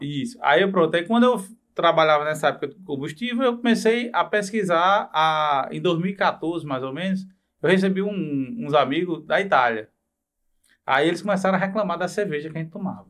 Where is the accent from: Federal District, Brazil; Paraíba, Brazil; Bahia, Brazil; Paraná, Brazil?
Paraíba, Brazil; Bananeiras; moved away as an adult; also born or lived in João Pessoa / Brasília / Rio de Janeiro; Eu passei minha infância em bananeiras